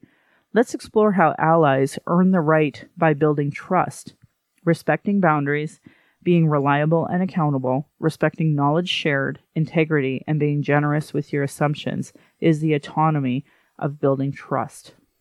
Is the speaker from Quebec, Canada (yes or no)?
no; Manitoba, Canada; My heritage is Ukrainian and a mixture of other European ancestries. I grew up on Treaty 1 territory in Manitoba